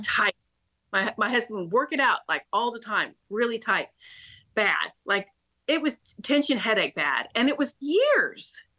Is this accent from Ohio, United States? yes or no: no; Topeka, Kansas, United States; I was brought up in Kansas, believe it or not, born and raised in Topeka